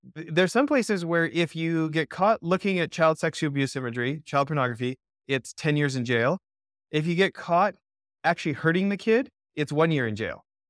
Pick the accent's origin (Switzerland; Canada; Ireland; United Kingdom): Canada; moved away as an adult; now in United States; I grew up in Canada for ninety-nine percent of the first eighteen years of my life